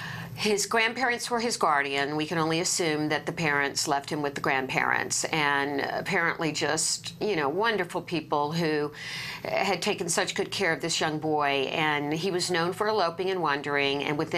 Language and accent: English; Virginia, United States; also born or lived in North Carolina; I was born in North Carolina, raised mostly in Virginia, but a lot of my family is still there.